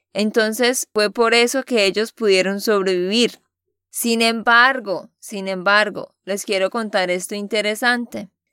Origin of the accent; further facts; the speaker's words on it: Santander, Colombia; de Santander, Colombia